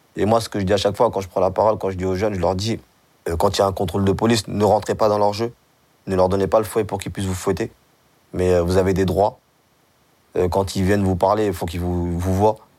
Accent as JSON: {"language": "French", "country": "Mali", "moved": "yes", "lives_now": "France", "said": "on est des Maliens, euh, on est des Soninkés."}